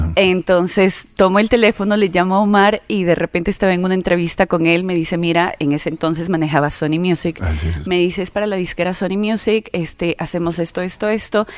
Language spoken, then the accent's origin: Spanish; Quito, Pichincha, Ecuador; also born or lived in Saraguro; como he vivido tantos años en Quito, soy más quiteña que sarumeña